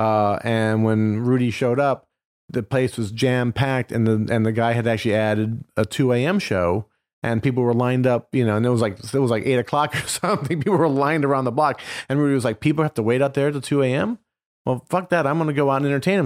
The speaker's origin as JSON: {"language": "English", "region": "Indiana", "country": "United States", "said": "I'm from Indiana. My dad worked at a factory. My mom was a waitress"}